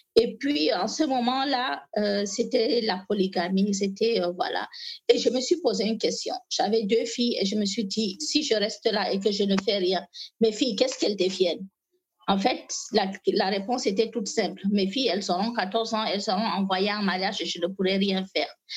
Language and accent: French; Maroua, Far North, Cameroon; French is a second language; je viens du Grand Nord Cameroun, plus précisément de la ville de Maroua